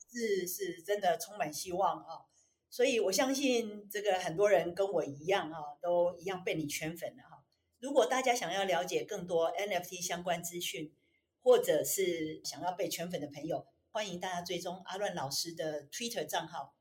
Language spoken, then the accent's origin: Chinese; Taiwan; 我们台湾人